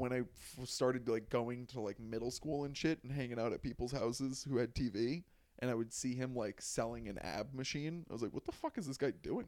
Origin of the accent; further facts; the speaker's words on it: New Jersey, United States; I was from Jersey